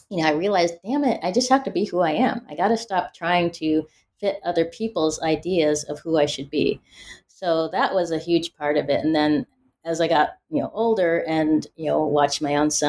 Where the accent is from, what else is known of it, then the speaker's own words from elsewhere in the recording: Pacific Northwest, United States; growing up in the Pacific Northwest, uh, you know, people assume when you're black, oh, you grew up in the South or in the inner city or you're urban.